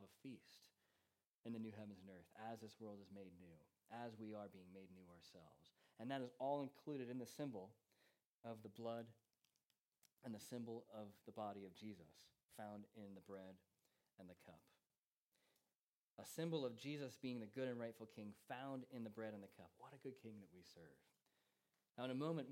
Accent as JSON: {"language": "English", "country": "United States", "moved": "yes", "lives_now": "England", "said": "as an American"}